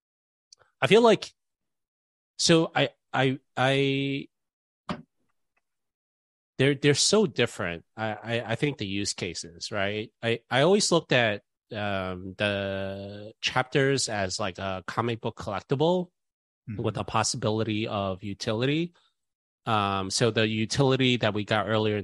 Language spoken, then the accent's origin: English; New York City, New York, United States; I'm New York City, born and raised